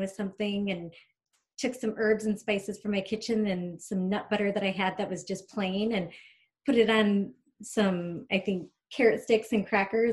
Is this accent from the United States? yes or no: yes; Michigan, United States; also born or lived in Chicago; now in Minneapolis, United States; I grew up in Michigan, spent most of my adult years in Chicago, and we moved to Minneapolis about 5 years ago